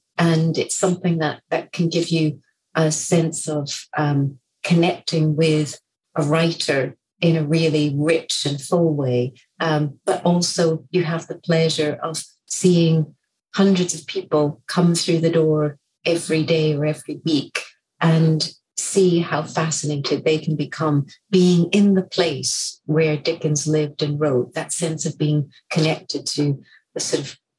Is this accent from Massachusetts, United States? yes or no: yes; Boston, Massachusetts, United States; accent: Scottish; also born or lived in Scotland; now in London, United Kingdom; I was actually born in Boston, Massachusetts, and I grew up in the Boston area. But you wouldn't necessarily know this from my accent, which is predominantly Scottish. I lived in Scotland for 30 years before relocating back to London 6 years ago.